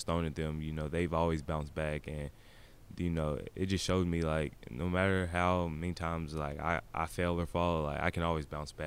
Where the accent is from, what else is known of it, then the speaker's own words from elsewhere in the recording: Bowling Green, Kentucky, United States; also born or lived in Nashville, Tennessee; was born in Nashville, and I moved up here. I moved up to Bowling Green when I was two.